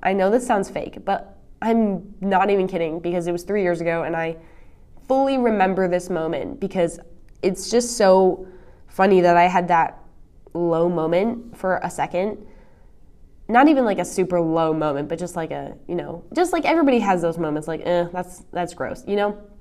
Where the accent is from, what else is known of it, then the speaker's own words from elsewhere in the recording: East Coast, United States; moved away; I'm from the East Coast